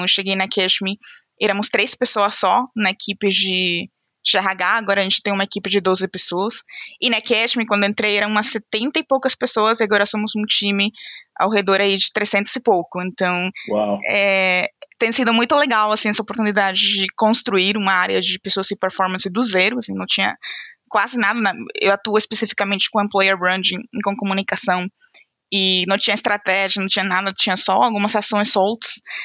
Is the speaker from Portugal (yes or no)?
no; Venezuela; Portuguese is a second language; moved away as an adult; now in São Paulo, Brazil; Eu é sou venezuelana